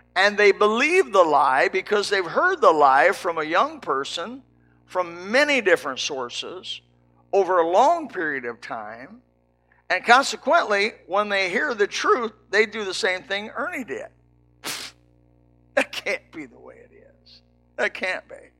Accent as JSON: {"language": "English", "region": "Indiana", "country": "United States", "tie": "born or raised there", "said": "I was raised in Indiana"}